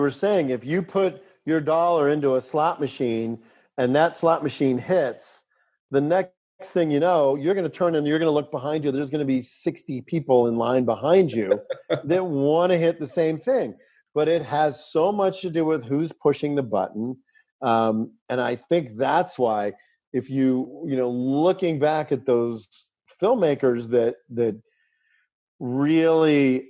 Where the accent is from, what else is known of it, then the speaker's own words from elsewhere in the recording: Pittsburgh, Pennsylvania, United States; everybody had kind of caught up to the world that I had been existing in since I grew up in Pittsburgh, which is, you know, the zombie mythology.